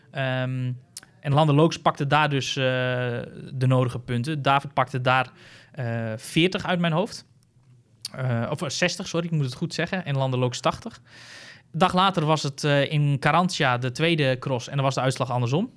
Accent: Netherlands; ik als Nederlander

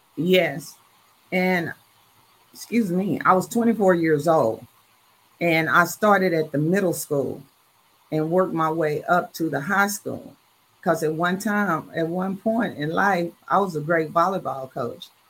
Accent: Dallas, Texas, United States; I am from Dallas, Texas, and a proud graduate of Dallas Lincoln.

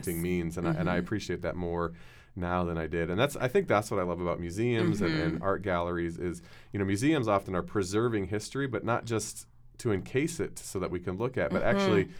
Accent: United States; born there; Yeah, I'm a Canadian. I'm the firstborn American in my entire family. I was American

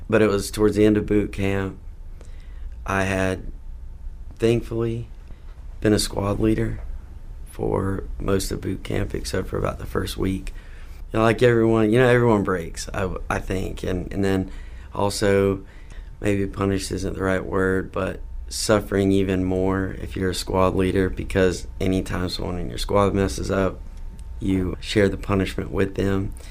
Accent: South Carolina, United States; also born or lived in Mississippi; now in Charlotte, United States; South Carolina's home. I need to take the opportunity, though, to say I was born in Mississippi. So shout out to everyone in Mississippi. But South Carolina's home. Uh, and recently, after graduating from school, I have moved to Charlotte.

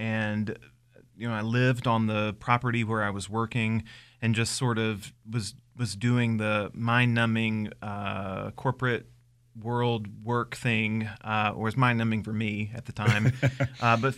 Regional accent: Statesville, North Carolina, United States; born or raised there

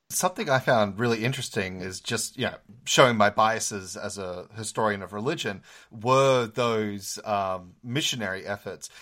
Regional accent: Australia; now in United States; as an Australian, I was so used to calling people doctor, um, be, coming from the Commonwealth, but then I moved to America

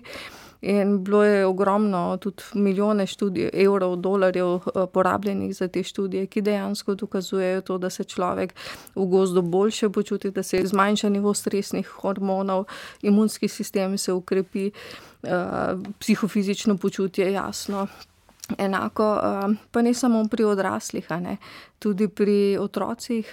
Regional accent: Styria, Slovenia; also born or lived in Ljubljana; iz Štajerskih koncev smo bili tudi eh, domači polskavi, eh, v bistvu v bližini gozda pod znožjem Pohorja

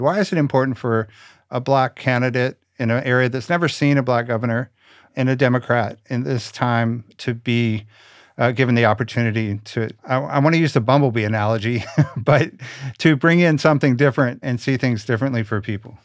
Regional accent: Richmond, Virginia, United States; moved away; I'm originally from Richmond, Virginia

